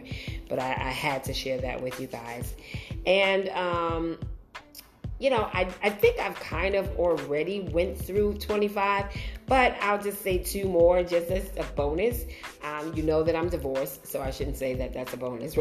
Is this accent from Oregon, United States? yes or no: no; New York City, New York, United States; moved away as an adult; now in New Jersey, United States; I grew up in Brooklyn and I now live in Jersey